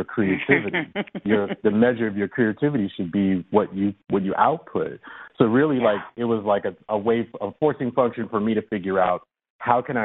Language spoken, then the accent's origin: English; Chicago, Illinois, United States; I come from the South Side of Chicago, and you know, I grew up between two crack houses